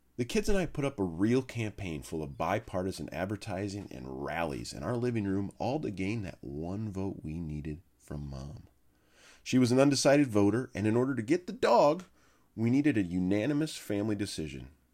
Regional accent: Minnesota, United States; moved away as an adult; now in Indiana, United States; I am a Minnesotan who's migrated southeast, easy on the south, twenty years ago, to the land of Hoosiers.

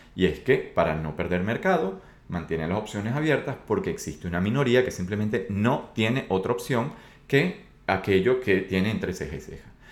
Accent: Venezuela; yo soy de Venezuela

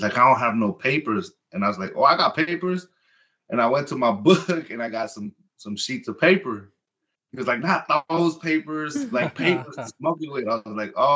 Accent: Compton, California, United States; first language Spanish; English is a second language; also born or lived in Lynwood, California; now in Nashville, United States; I grew up in Compton. I was born and raised in Martin Luther King Hospital. My life has been between Compton and Linwood

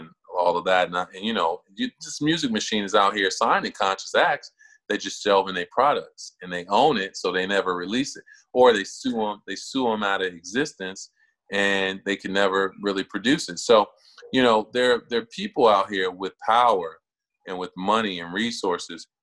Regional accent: Chicago, Illinois, United States; now in Cincinnati, United States; I grew up on the south side of Chicago in a neighborhood called Jeffrey Manor

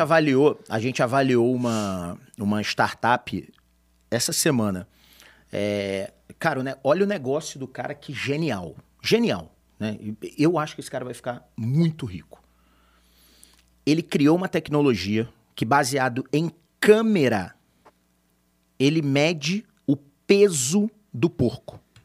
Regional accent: Rio de Janeiro, Brazil; eu que sou carioca

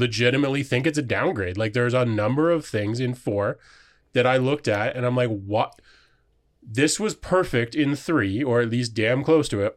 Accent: Waterford, Ontario, Canada; I grew up in Waterford. Ontario

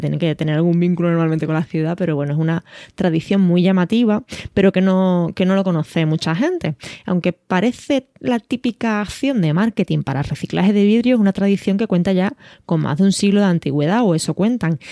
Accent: Algeciras, Andalusia, Spain; moved away; nací en Algeciras, aunque ya llevo media vida fuera de allí, y siempre que digo que soy de Algeciras

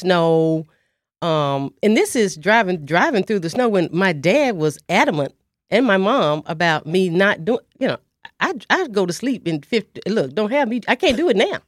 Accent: Dallas, Texas, United States; I'm from Dallas, Texas. Um, I'm a proud graduate of Roosevelt High School, class of seventy-nine

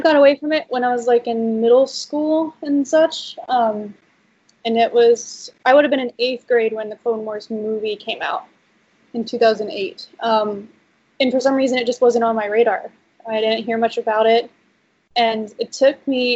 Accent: North Carolina, United States; moved away as an adult; now in California, United States; I grew up in North Carolina, and I lived there for 23, almost 24 years, and then I moved to California. So that's where I am now.

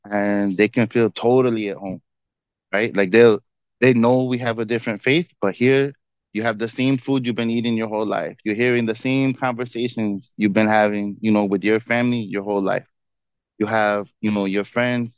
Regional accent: Chicago, Illinois, United States; I grew up in Rogers Park, which is very diverse

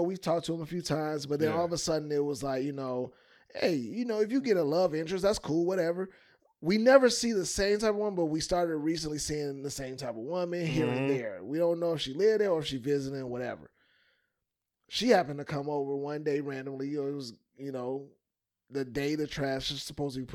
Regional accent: Chicago, Illinois, United States; I'm from Chicago

